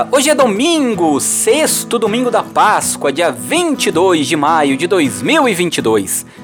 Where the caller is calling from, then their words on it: Olímpia, São Paulo, Brazil; sou de Olímpia, interior de São Paulo.